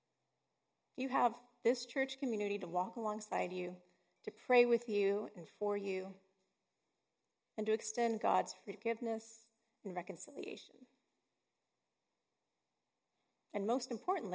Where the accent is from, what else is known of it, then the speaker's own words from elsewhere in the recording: Texas, United States; I'm from Texas